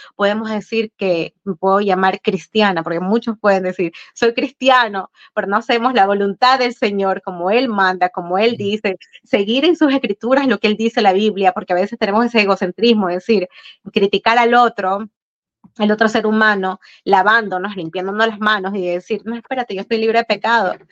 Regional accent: Ecuador; now in United States; en mi país, en Sudamérica

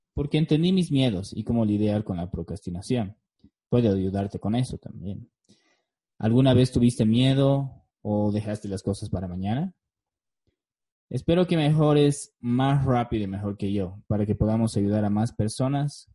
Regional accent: La Paz, Bolivia; also born or lived in Beijing, China / Cochabamba, Bolivia; Nací en La Paz, Bolivia, en 1986. Tengo una hermosa esposa filipina y dos hermosos hijos. Viví la mayor parte de mi vida en mi ciudad natal.

